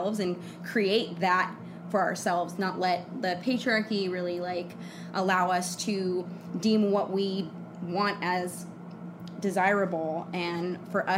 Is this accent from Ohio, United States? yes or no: no; Redwood City, California, United States; moved away as an adult; also born or lived in Oakland, California / Portland, Oregon; now in Los Angeles, United States; I'm from the Bay Area, California. Grew up in Redwood City